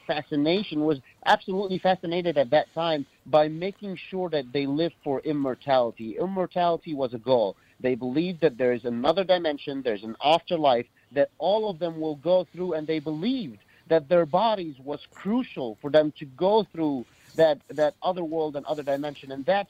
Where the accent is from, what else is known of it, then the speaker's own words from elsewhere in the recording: Cairo, Cairo Governorate, Egypt; I grew up in Cairo, Egypt. I grew up right in the heart of the hall, where all the mummies are, and the Great Pyramids is.